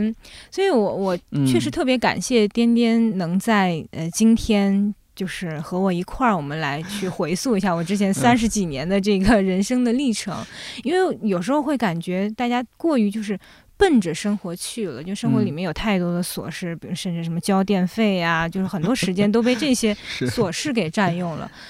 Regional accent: Shanghai, China; born there; 因为我父母当时，我父亲是一个军人，嗯，所以他原先是在就是上海的部队里面，所以我是在上海出生的。

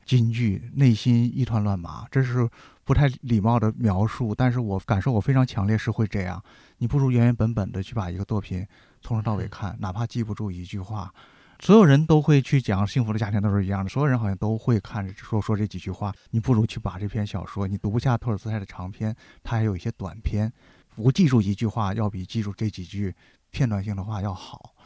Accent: China; 我们中国人

